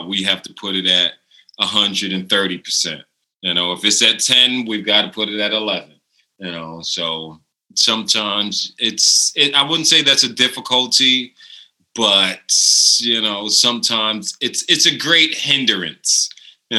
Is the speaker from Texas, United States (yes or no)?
no; New York City, New York, United States; moved away; I'm coming from New York City